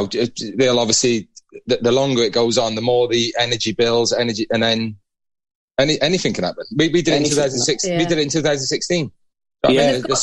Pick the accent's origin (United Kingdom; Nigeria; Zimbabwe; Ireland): United Kingdom; Wales; I'm a Welshman